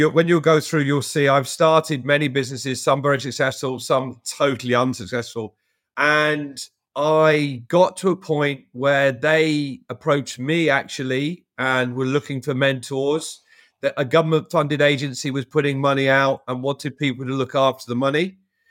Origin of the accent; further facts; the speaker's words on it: London, United Kingdom; moved away as an adult; Born and grew up in London.